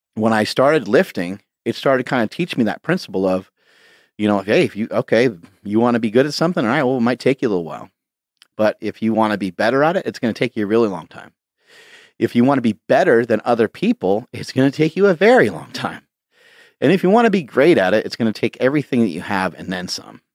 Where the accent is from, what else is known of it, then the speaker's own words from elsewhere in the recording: Poughkeepsie, New York, United States; I grew up in an area called Poughkeepsie, New York